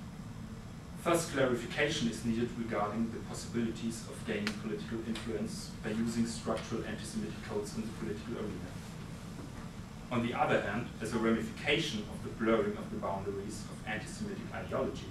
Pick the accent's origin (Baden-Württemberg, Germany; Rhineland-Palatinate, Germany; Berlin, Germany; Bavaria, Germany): Bavaria, Germany; Munich; my hometown, Munich